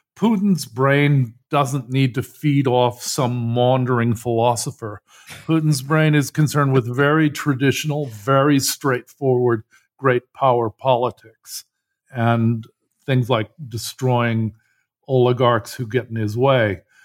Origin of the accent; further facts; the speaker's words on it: United States; I grew up in Cold War U S